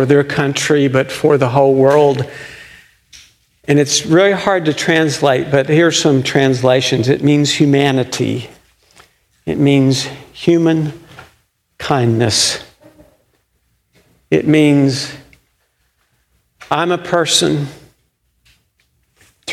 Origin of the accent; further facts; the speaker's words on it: United States; as Americans, and sometimes especially as American Christians